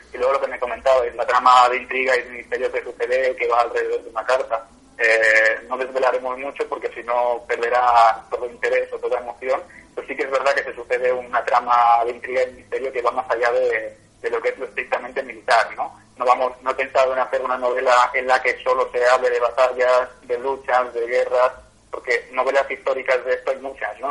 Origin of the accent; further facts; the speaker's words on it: Catalonia, Spain; soy catalán de la tierra